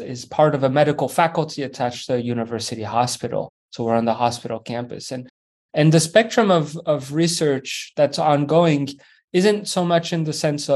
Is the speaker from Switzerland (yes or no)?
yes; Switzerland; moved away as an adult; also born or lived in France / Vancouver, Canada / Baltimore, United States; I grew up in Switzerland, originally from France